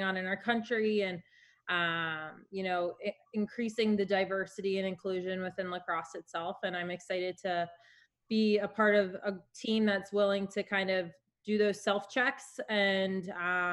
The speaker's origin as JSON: {"language": "English", "region": "Maryland", "country": "United States", "tie": "born or raised there", "said": "I am in Maryland right now. So I grew up in Maryland"}